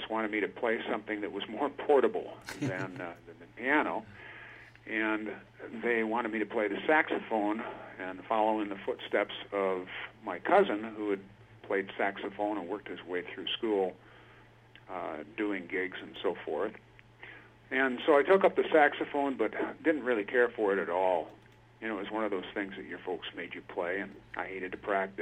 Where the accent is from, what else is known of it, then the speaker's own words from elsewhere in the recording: Milwaukee, Wisconsin, United States; moved away as an adult; now in Washington State, United States; I spent probably most of my life in Wisconsin, southeast Wisconsin, Milwaukee area